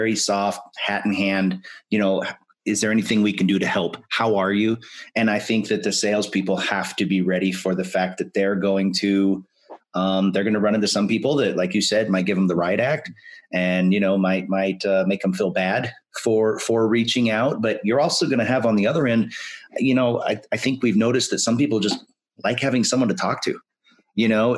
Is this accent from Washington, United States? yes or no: yes; Spokane, Washington, United States; graduated from high school in Spokane